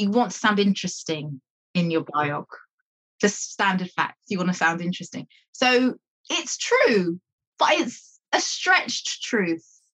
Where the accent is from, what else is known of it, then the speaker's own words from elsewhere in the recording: London, United Kingdom; I grew up in North London, a place called Hornsey